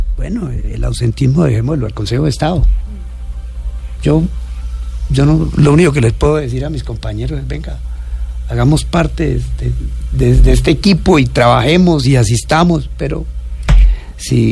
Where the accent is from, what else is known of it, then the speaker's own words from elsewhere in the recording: Inírida, Guainía, Colombia; also born or lived in Algeciras, Huila, Colombia; A los, nueve años, a los nueve años llegué a Inirida porque mi papá llegó allá de maestro